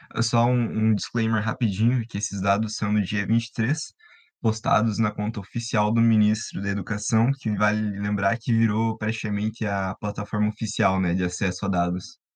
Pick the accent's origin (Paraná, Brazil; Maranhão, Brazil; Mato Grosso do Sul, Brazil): Paraná, Brazil; referenciando da minha terra, é, o Paraná